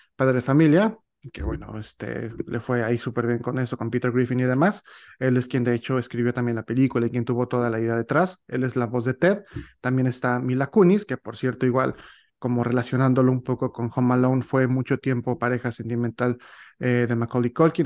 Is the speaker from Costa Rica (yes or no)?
no; Mexico; yo como mexicano y, viviendo pues, toda mi vida en este país, eh, México